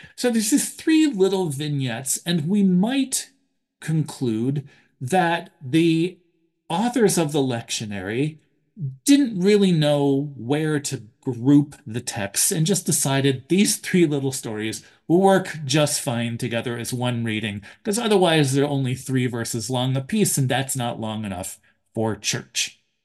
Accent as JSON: {"language": "English", "town": "Buffalo", "region": "New York", "country": "United States", "tie": "born or raised there", "said": "I was born in Buffalo"}